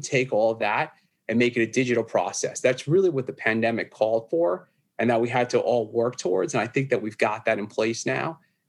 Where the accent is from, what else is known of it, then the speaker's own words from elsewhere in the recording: New York, United States; accent: New York; So, from New York, living on Long Island here. Been here all my life, pretty much. Hence the heavy accent, the New York accent I got.